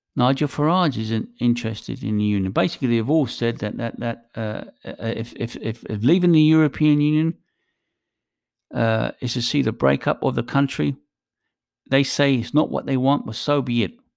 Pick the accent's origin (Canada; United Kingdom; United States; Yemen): United Kingdom; England; I was born in England. I consider myself British.